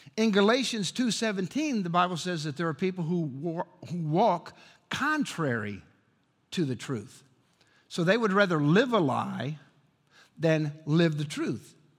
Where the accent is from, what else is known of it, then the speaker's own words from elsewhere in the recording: Chicago, Illinois, United States; I grew up in Chicago